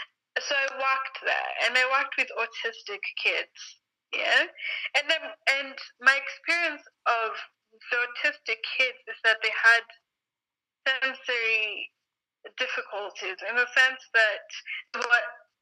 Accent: Nairobi, Kenya; also born or lived in London; I was born in Africa, in Nairobi, Kenya.

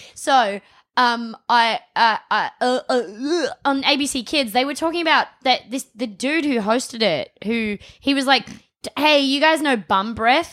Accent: Adelaide, South Australia, Australia; I was from Adelaide, um, Adelaide, South Australia

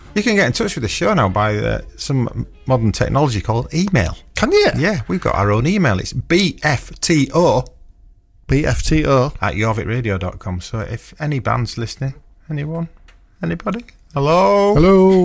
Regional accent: Stamford Bridge, Yorkshire and the Humber, United Kingdom; where I grew up in Stamford Bridge

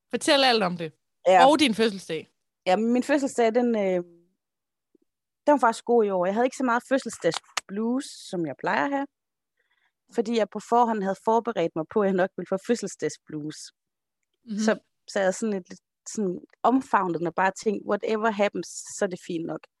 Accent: Holme, Denmark; Nok er jeg fra Holme, men slap dog af.

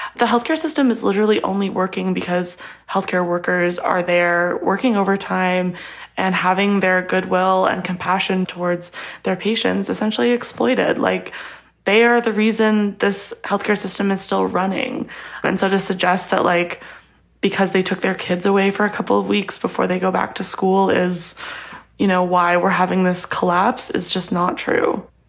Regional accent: Edmonton, Alberta, Canada; I grew up in Alberta and I'm very lucky to have had amazing healthcare in Edmonton, where I grew up.

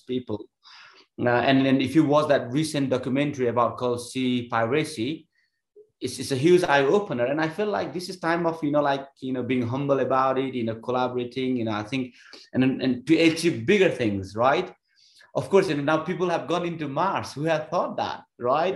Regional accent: Nepal; moved away as an adult; I was born in Nepal

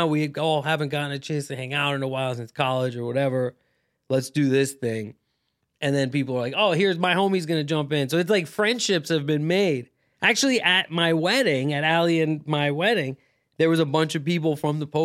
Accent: Thailand; but like um, you know, but in my family I'm Pakistani. I grew up in Thailand, right, uh, as an expat.

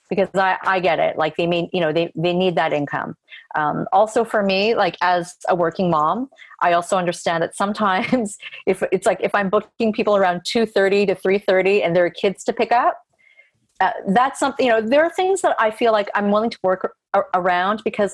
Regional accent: Canada; And I know what a challenge it is to get things produced as a Canadian filmmaker.

